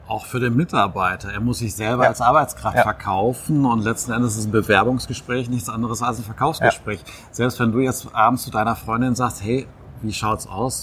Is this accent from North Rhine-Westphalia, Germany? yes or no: yes; Witten, North Rhine-Westphalia, Germany; in meiner Heimatstadt zu arbeiten